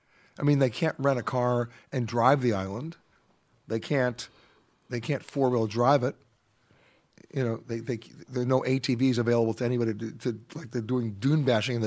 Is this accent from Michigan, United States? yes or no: no; New York, United States; But remember, I'm a New Yorker.